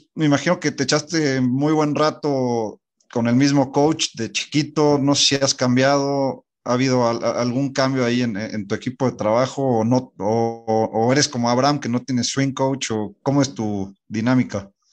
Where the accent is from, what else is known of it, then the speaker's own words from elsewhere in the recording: Mexico; no estamos acostumbrados como mexicanos